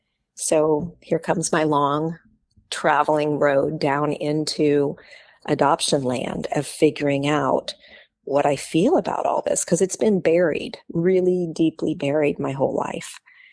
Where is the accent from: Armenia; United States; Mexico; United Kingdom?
United States; Oregon; born there; I was born in Oregon.